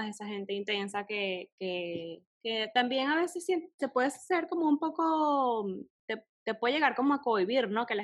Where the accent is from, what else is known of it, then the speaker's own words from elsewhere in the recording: Venezuela; now in Panama; eh, soy venezolana, vivo en Panamá